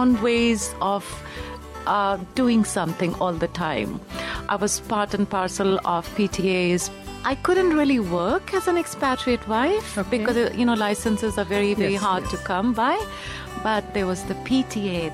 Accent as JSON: {"language": "English", "country": "India", "tie": "born or raised there", "moved": "as an adult", "said": "I was very much born and brought up in India."}